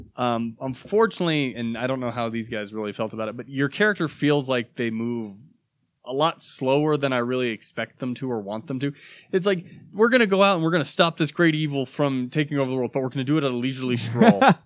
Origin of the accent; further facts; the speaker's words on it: United States; I am an American